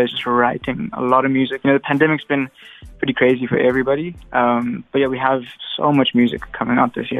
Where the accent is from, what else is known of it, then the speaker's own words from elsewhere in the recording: Durban, KwaZulu-Natal, South Africa; now in Johannesburg, South Africa; So we're both from Durban, but living in Johannesburg now.